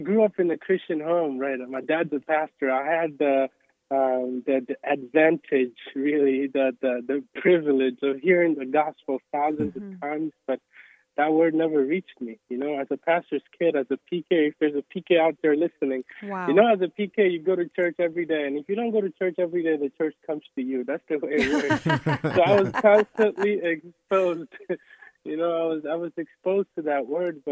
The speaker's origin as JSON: {"language": "English", "country": "Togo", "tie": "born or raised there", "moved": "yes", "said": "when we grew up in Togo, Togo is known for a lot of the people in our village specifically were witch doctors"}